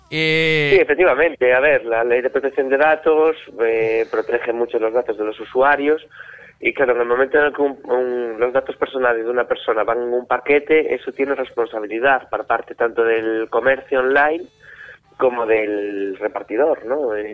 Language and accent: Spanish; Vigo, Galicia, Spain; Sí, sí, sí, sí, somos de Vigo